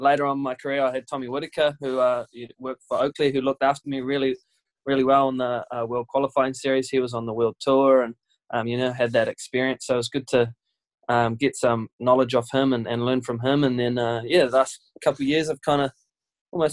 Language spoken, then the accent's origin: English; Raglan, Waikato, New Zealand; also born or lived in Hamilton; I'm from Raglan, New Zealand. Born and bred. I was born in Hamilton Hospital, but then came out to Raglan straight away. Lived here ever since.